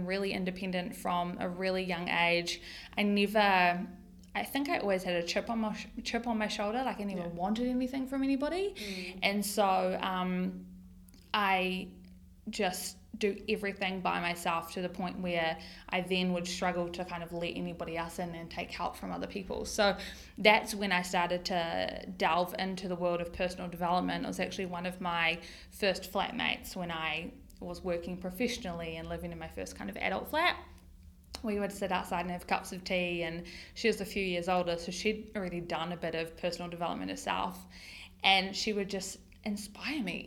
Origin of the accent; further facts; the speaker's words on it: Tauranga, Bay of Plenty, New Zealand; I grew up here in Tauranga